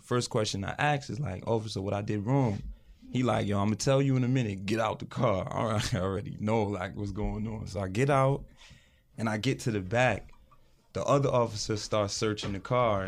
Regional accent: New York City, New York, United States; moved away as an adult; also born or lived in Connecticut; Now we're from New York

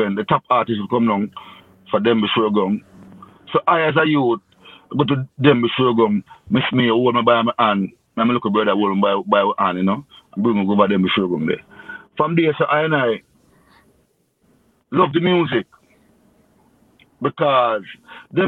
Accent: May Pen, Clarendon, Jamaica; I grew up in Maple, Clarendon

